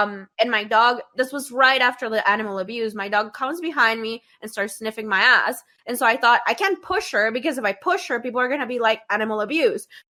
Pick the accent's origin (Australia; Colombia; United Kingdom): Colombia; I grew up in Colombia in the nineties.